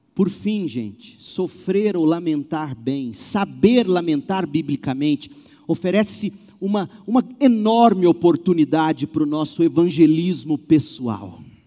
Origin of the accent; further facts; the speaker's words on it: Brazil; nós brasileiros